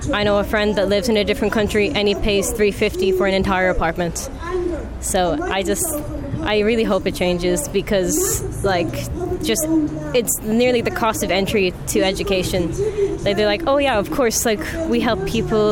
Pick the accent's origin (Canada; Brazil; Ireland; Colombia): Ireland; Sligo, Connacht; now in Dublin, Ireland; I'm originally from Sligo